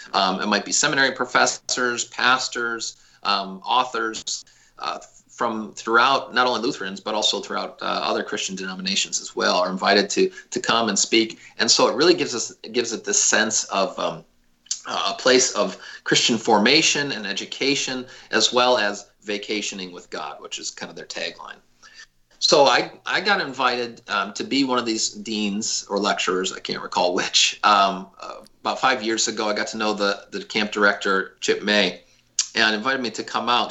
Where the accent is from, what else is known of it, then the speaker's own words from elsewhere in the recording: Detroit, Michigan, United States; also born or lived in Spokane, Washington; now in Arcadia, United States; I grew up in the Detroit area